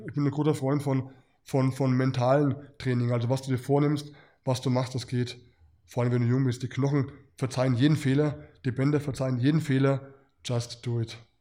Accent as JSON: {"language": "German", "country": "Germany", "said": "mit dem Hintergrund als Deutscher"}